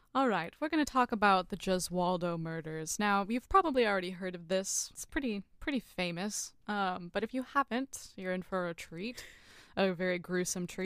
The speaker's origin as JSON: {"language": "English", "region": "California", "country": "United States", "said": "As a Californian"}